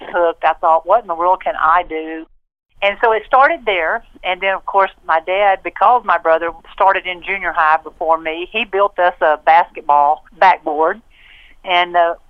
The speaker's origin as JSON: {"language": "English", "town": "Waco", "region": "Texas", "country": "United States", "tie": "born or raised there", "also_born_or_lived": "Robinson, Texas", "said": "I was born and I grew up in Waco"}